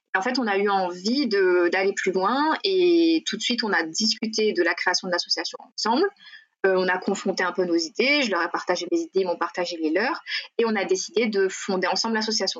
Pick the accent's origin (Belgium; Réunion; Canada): Réunion; Sainte-Marie; moved away as an adult; je suis originaire de Sainte-Marie